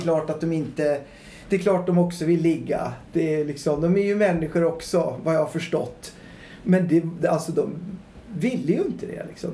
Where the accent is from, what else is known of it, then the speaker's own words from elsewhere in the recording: Gävle, Gävleborg County, Sweden; also born or lived in London; jag är uppväxt i Gävle